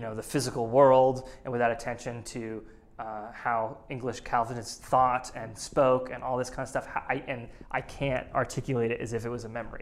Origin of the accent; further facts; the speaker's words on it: New England, United States; growing up in New England